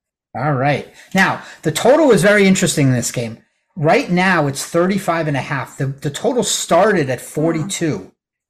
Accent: Miami, Florida, United States; moved away; also born or lived in Connecticut; I grew up in Miami

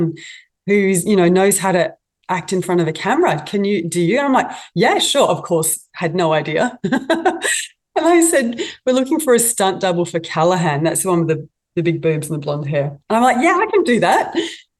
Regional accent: Australia; being an Aussie

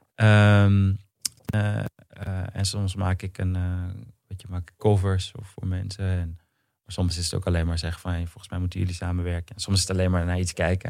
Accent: Amsterdam, North Holland, Netherlands; in de Pijp in Amsterdam. Hm. Ik ben geboren in Amstelveen

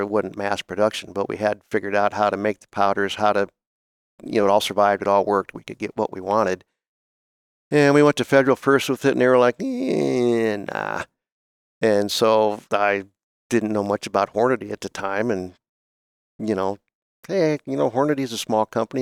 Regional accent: Oberlin, Ohio, United States; moved away; I grew up in Northern Ohio, uh, at, actually in a place called Oberlin, Ohio

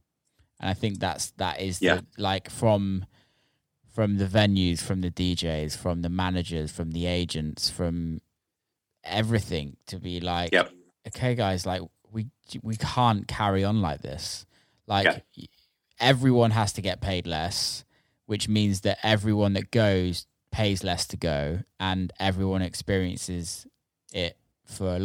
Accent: England, United Kingdom; moved away as an adult; also born or lived in Ibiza; now in United States; living in America and being English, coming from England and going to America

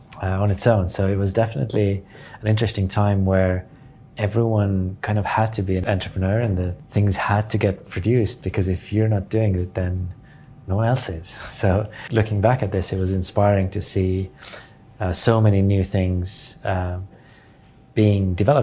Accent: Estonia; English is a second language; I'm born in the 1980, and I was 9 years old when the Berlin Wall fell, and I was 11 years old when Estonia regained its independence from Soviet Union.

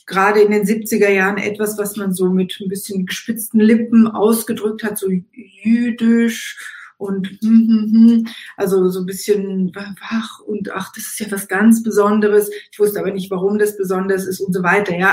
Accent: Eilat, Southern District, Israel; born there; bin in Elat geboren in Israel, bin als äh, Tochter einer ähm, marokkanstämmigen äh, Israelin, äh, also Jüdin auch, und eines deutschstämmigen jüdischen Vaters geboren.

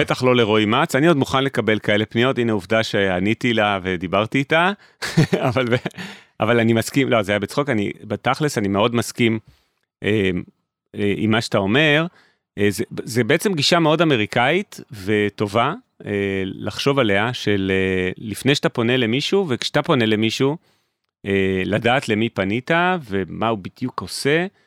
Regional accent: Israel

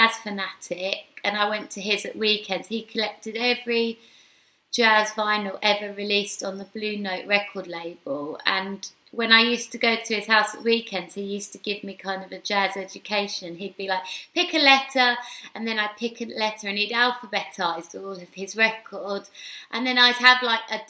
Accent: London, United Kingdom; I was born and raised in Hackney

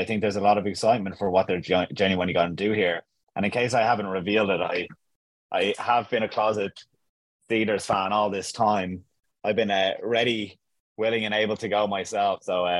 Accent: Ireland; as an Irish person

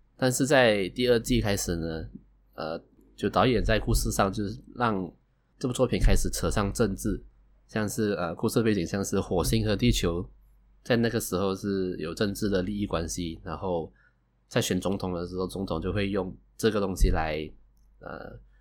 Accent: Malaysia; 我是来自马来西亚的九零后上班族

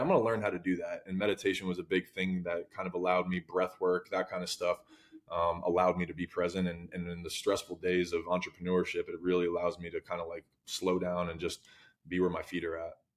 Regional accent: New Jersey, United States; I'm a kid from Jersey

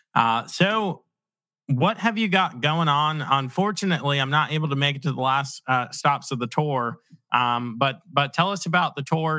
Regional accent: Virginia Beach, Virginia, United States; I grew up in Virginia Beach

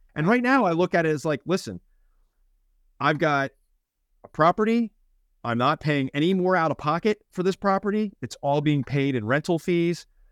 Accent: Philadelphia, Pennsylvania, United States; moved away; But I'm from Philly

